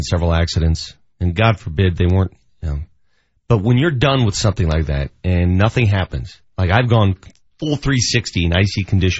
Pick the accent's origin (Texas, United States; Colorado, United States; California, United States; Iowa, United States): Colorado, United States; Denver; I grew up in North Denver.